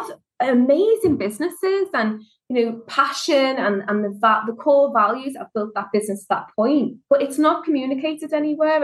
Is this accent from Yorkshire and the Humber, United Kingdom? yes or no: no; Liverpool, North West England, United Kingdom; as you can tell from the accent, I'm from Liverpool, and Scousers like to look after themselves